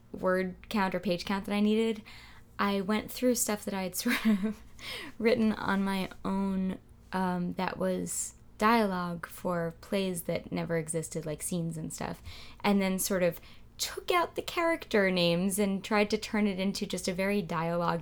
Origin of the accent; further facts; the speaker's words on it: New York City, New York, United States; when I grew up in Queens, New York